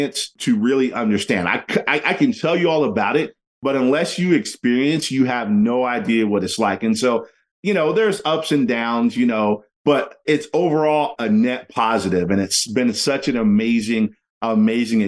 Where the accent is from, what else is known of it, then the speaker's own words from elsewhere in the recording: West Virginia, United States; moved away; also born or lived in Arizona / Seattle; I'm originally from West Virginia